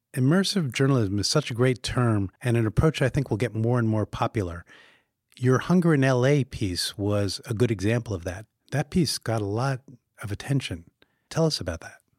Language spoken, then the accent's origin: English; New York City, New York, United States; As a New Yorker